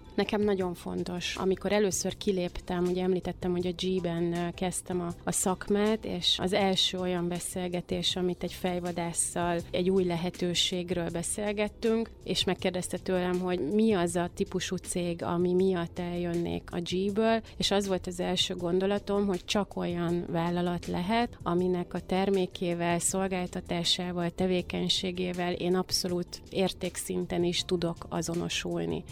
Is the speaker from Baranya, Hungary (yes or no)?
yes; Mohács, Baranya, Hungary; moved away; én vidéken születtem Mohácson, ott jártam gimnáziumba